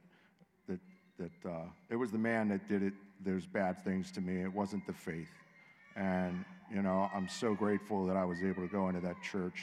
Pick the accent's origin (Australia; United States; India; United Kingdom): United States; Pittsburgh, Pennsylvania; I'm from Pittsburgh.